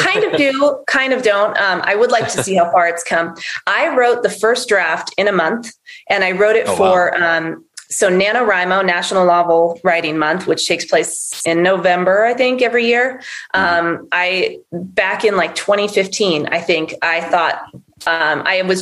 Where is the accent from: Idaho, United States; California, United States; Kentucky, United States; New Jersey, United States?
Idaho, United States; Northern; Northern Idaho, where I'm from